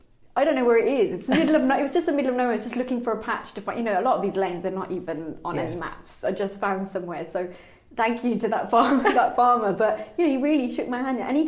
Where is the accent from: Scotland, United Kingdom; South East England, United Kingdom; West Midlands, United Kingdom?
West Midlands, United Kingdom; Birmingham; I grew up in Birmingham